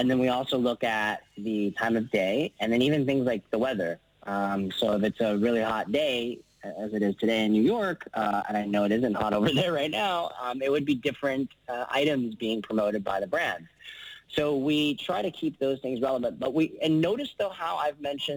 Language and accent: English; Vancouver, British Columbia, Canada; moved away as an adult; also born or lived in San Francisco; I was born and raised in Vancouver. I'm Canadian.